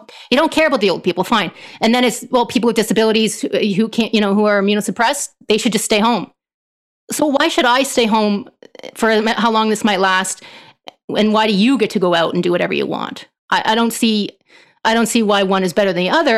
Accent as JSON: {"language": "English", "country": "Canada", "said": "as a Canadian"}